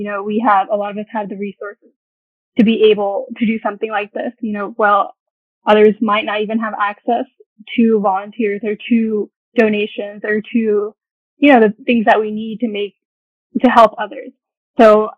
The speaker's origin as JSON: {"language": "English", "town": "Suwanee", "region": "Georgia", "country": "United States", "said": "I'm from Georgia, and I'm originally from Suwannee, where PCUM is located."}